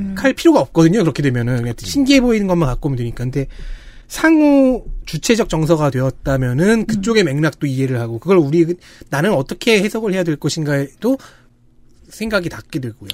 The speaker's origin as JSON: {"language": "Korean", "country": "South Korea", "said": "나는 한국인이다. 음. 그리고 한국에서 이제 북미 서버로 지금 플레이를 하고 있다"}